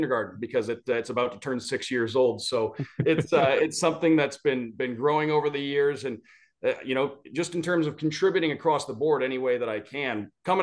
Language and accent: English; Detroit, Michigan, United States; moved away as an adult; also born or lived in Syracuse, New York / Idaho; now in Florida, United States; growing up in Michigan, just outside Detroit, hockey was kind of in your blood